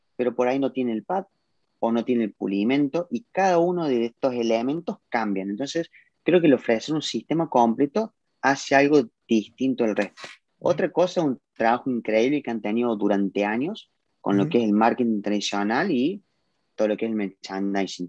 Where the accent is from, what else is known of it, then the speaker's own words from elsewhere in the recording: Córdoba, Argentina; yo hablo por Argentina, que es mi país, el cual siempre digo que amo, yo soy orgullosamente cordobés y argentino